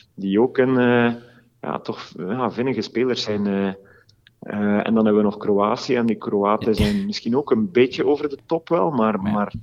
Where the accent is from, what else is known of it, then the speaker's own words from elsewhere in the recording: Belgium; wij als Belgen